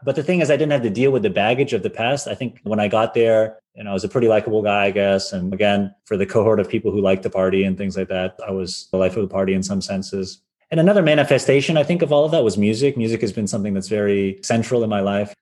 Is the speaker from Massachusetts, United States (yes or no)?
yes; Wayland, Massachusetts, United States; moved away as an adult; also born or lived in Philadelphia; I grew up in the US in a little town called Wayland, Massachusetts. It's 30 minutes outside of Boston